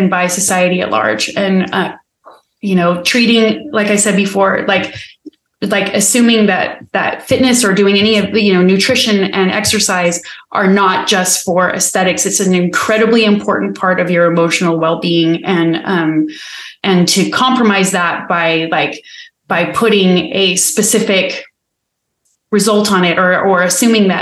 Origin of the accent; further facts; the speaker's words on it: United States; being American